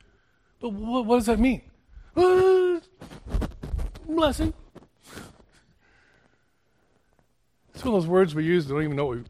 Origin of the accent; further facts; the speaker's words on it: Houston, Texas, United States; I was born and raised in Houston